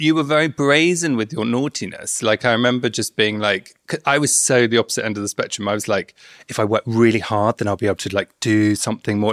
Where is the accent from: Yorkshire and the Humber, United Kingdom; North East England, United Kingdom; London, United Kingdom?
London, United Kingdom; also born or lived in Bournemouth; I grew up in London, then I went down to Bournemouth